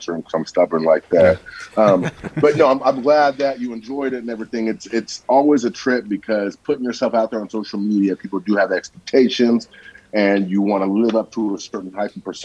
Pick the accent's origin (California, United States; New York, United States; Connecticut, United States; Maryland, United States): California, United States; Napa; also born or lived in Vallejo, California; I'm in Vallejo now. I grew up in Napa